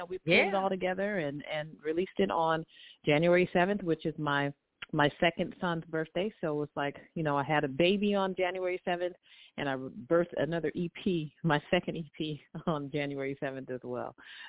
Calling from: Long Beach, California, United States; I'm calling from Long Beach, California

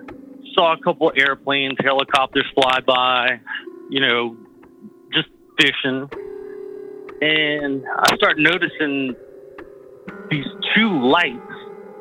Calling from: Louisiana, United States; from Louisiana.

